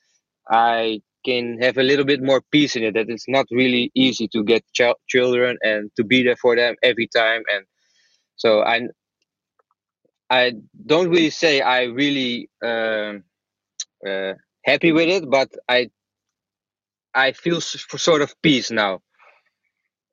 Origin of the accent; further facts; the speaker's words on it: Apeldoorn, Gelderland, Netherlands; English is a second language; I was born in Apeldoorn, a small town in Holland.